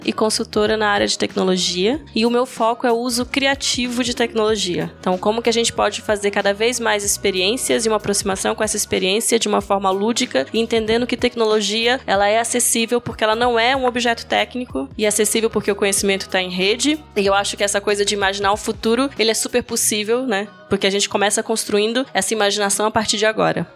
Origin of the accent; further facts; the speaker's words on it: Brazil; eu sou brasileira